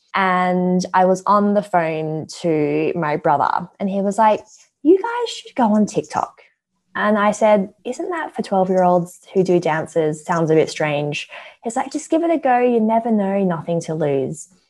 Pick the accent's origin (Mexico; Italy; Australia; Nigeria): Australia; Perth, Western Australia; moved away as an adult; now in London, United Kingdom; Well, I was actually born in London. My parents lived here for 3 years when they were newly married. They had me, and then they thought, too cold, went back to Perth. And then I grew up in Perth ever since.